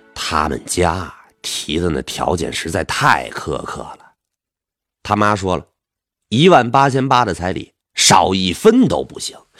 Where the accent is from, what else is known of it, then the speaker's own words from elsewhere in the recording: northern Jiangsu countryside, China; 我们老家在那个苏北农村呢